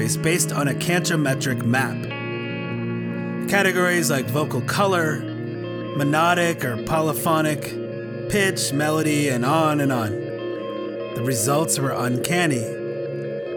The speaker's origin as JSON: {"language": "English", "town": "Washington", "region": "District of Columbia", "country": "United States", "tie": "born or raised there", "said": "Growing up in Washington, D.C."}